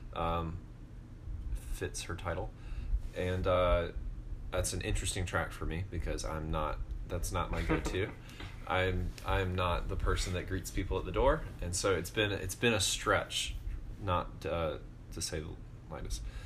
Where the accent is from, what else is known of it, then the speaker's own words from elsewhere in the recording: Georgia, United States; moved away; I am from Georgia.